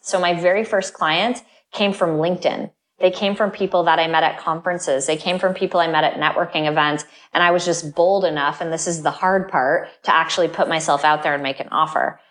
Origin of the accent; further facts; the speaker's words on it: Vermont, United States; moved away; I grew up in Vermont, which is a state that has snow sometimes up to nine